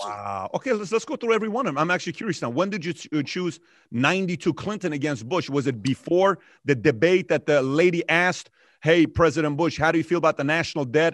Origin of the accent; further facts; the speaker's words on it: Iran; now in United States; I'm from Iran myself.